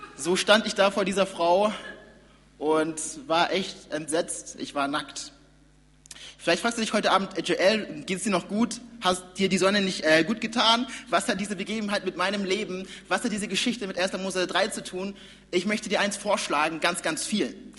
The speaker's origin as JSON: {"language": "German", "town": "Nuremberg", "region": "Bavaria", "country": "Germany", "tie": "born or raised there", "said": "ich komme ja aus Nürnberg, war ganz, ganz lang Teil der Gemeinde und das hat auch zur Folge gehabt, dass ich, genau, ich bin, wie gesagt, bin gesagt hier geboren und aufgewachsen"}